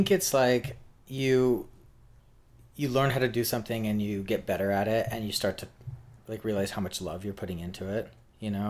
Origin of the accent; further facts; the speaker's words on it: Salt Lake City, Utah, United States; now in New York, United States; Yeah, so I'm from Salt Lake City. I moved to New York in 2004 and I had just finished design school at BYU, Brigham Young which is a Mormon school.